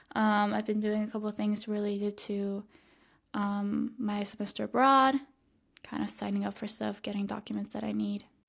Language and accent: English; Switzerland; moved away as an adult; now in Madrid, Spain; I, I grew up in, in my hometown. I spent my entire life here